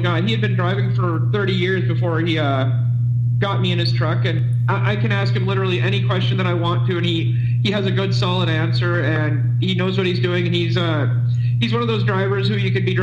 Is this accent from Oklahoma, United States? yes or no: no; central Minnesota, United States; We are both born and raised from central Minnesota